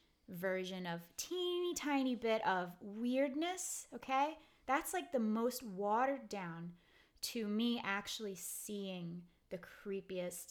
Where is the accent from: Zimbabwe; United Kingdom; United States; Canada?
United States; New York City, New York; moved away; the house I grew up in Brooklyn